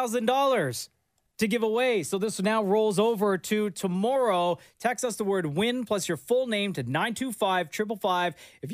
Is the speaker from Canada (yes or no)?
yes; Scarborough, Ontario, Canada; Big up Scarborough, my hometown.